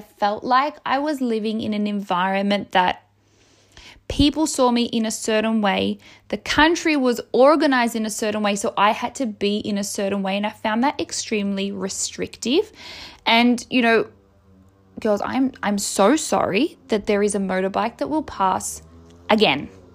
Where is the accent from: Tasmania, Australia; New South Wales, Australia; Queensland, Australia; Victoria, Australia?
Victoria, Australia; Melbourne; moved away as an adult; now in Rome, Italy; I, I grew up in Melbourne. Like, it's my country.